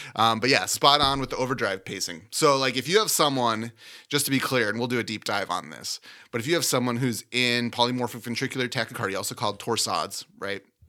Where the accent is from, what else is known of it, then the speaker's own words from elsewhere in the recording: Minnesota, United States; I grew up in Minnesota